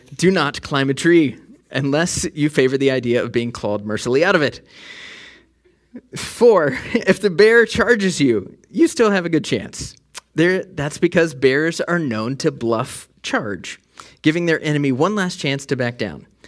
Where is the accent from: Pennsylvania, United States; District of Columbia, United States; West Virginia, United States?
West Virginia, United States; I'm from West Virginia. we don't really put the G on the end of things